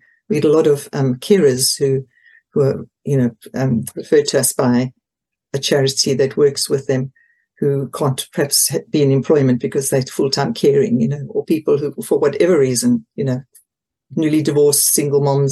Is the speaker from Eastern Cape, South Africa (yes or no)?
yes; Port Elizabeth, Eastern Cape, South Africa; moved away as an adult; now in Potton, United Kingdom; we came from Port Elizabeth originally, which is on the east coast, southeast coast.